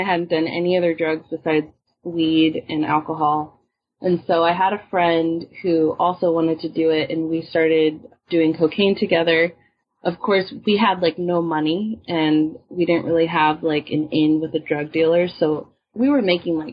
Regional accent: Washington, United States; moved away; also born or lived in Oakland; I'm from Washington now

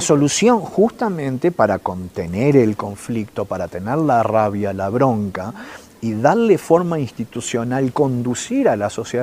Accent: Uruguay; now in Chile; yo soy uruguayo que vive en Chile

